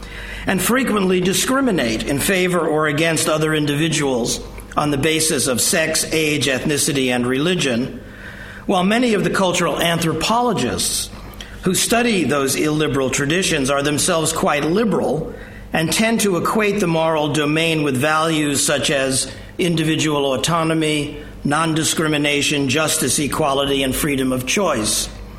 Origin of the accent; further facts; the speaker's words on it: New York City, New York, United States; When I was a child growing up in New York City in the early days of television